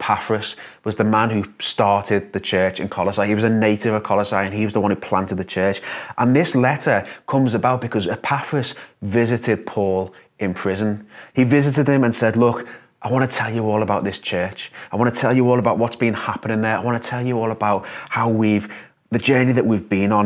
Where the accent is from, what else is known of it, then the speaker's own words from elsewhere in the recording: Liverpool, North West England, United Kingdom; as a Scouser